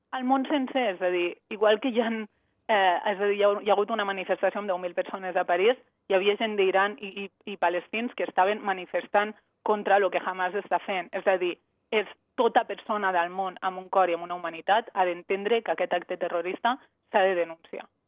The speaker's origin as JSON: {"language": "Catalan", "country": "Andorra", "moved": "as an adult", "lives_now": "Tel Aviv, Israel", "said": "Jo sóc d'Andorra, però fa sis anys i mig que visc a Israel."}